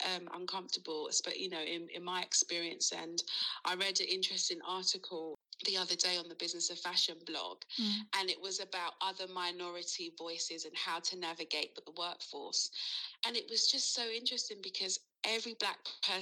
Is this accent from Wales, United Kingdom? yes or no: no; London, United Kingdom; growing up in London, it is very diverse.